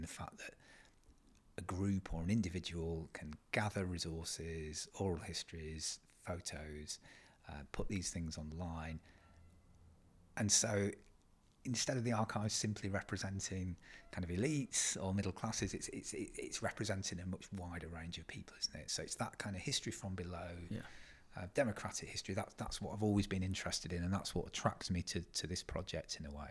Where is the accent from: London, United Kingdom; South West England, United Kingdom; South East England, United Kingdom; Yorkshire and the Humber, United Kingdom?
Yorkshire and the Humber, United Kingdom; East Riding of Yorkshire; I'm a historian from the East Riding of Yorkshire. I kind of grew up here.